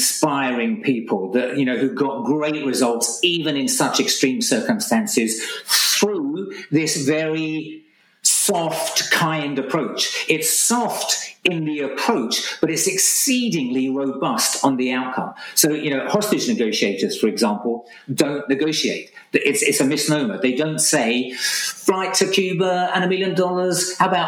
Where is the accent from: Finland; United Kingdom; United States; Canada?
United Kingdom; Essex, East of England; I'm Essex man, okay, born and bred in Essex